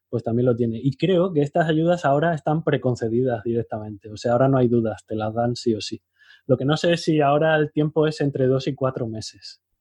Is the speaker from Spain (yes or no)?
yes; Spain